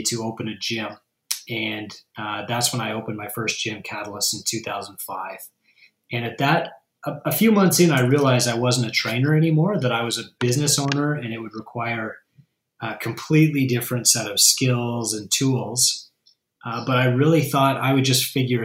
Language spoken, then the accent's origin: English; Canada; also born or lived in United States; I'm from Canada